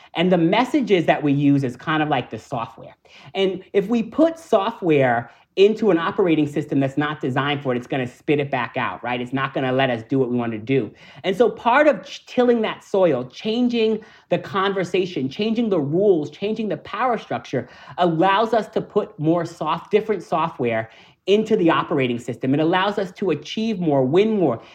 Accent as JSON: {"language": "English", "region": "New York", "country": "United States", "said": "I'm a New Yorker."}